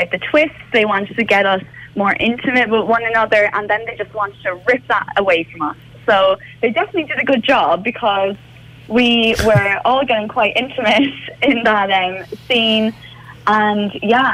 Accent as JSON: {"language": "English", "town": "Cork", "region": "Munster", "country": "Ireland", "moved": "as an adult", "lives_now": "London, United Kingdom", "said": "I'm from Cork. I've got two sisters, and I moved over to London about a year and a half ago"}